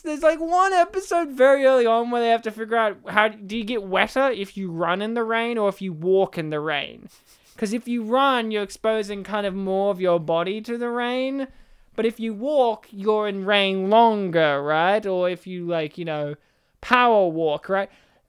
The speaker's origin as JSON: {"language": "English", "region": "Colorado", "country": "United States", "said": "I'm from Colorado."}